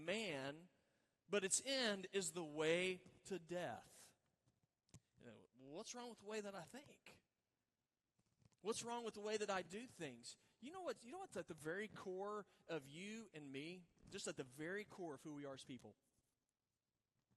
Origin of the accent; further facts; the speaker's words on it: Oklahoma, United States; moved away; I grew up in Oklahoma